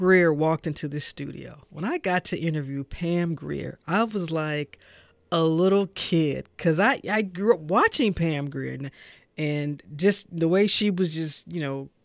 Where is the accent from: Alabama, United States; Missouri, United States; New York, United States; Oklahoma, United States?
Missouri, United States; St. Louis; now in Atlanta, United States; growing up in St. Louis